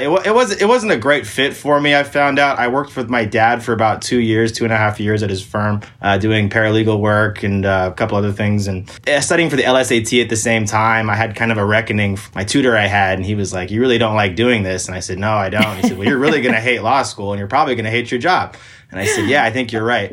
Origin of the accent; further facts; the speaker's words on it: Portland, Oregon, United States; So I'm from Portland, Oregon